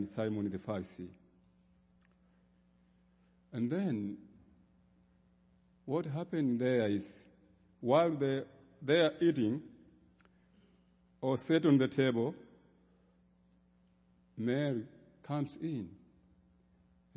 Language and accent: English; Tanzania; I come from the Diocese of Western Tanganyika in Tanzania.